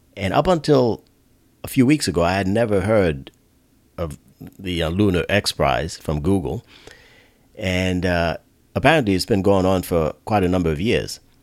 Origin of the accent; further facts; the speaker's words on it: Northeast, United States; now in mid-Atlantic, United States; I'm originally from the Northeast